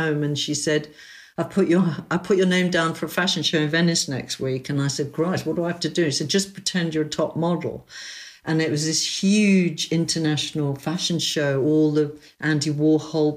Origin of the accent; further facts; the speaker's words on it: London, United Kingdom; I lived in Chelsea. I was brought up in King's Row, you know, in King's Row, basically. It's my street